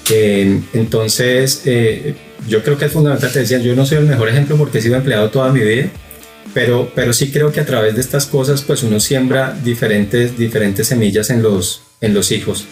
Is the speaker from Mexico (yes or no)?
no; Bogotá, Colombia; moved away as an adult; now in Guatemala; Los, los cuatro somos colombianos, somos de Bogotá. Llegamos a Guatemala hace seis años